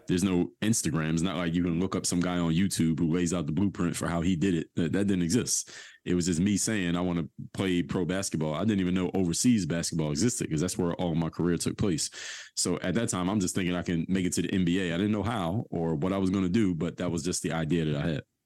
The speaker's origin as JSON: {"language": "English", "town": "Philadelphia", "region": "Pennsylvania", "country": "United States", "tie": "born or raised there", "said": "I went to high school at, uh, Seventeenth and Norris, which is right in the middle of Temple's, uh, campus"}